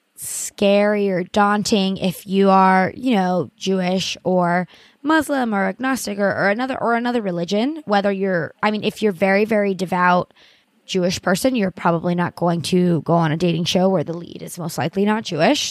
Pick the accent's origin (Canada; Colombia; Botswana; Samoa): Colombia; now in New York, United States; I'm Hispanic. I'm from Colombia. Us Latinos, we're a very religious people.